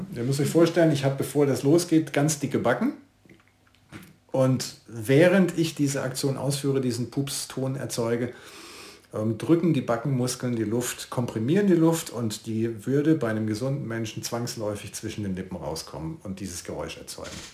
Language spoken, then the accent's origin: German; Karlsruhe, Baden-Württemberg, Germany; now in Siegburg, Germany; geboren bin ich in Karlsruhe, wohne aber jetzt in Siegburg, das ist südlich von Köln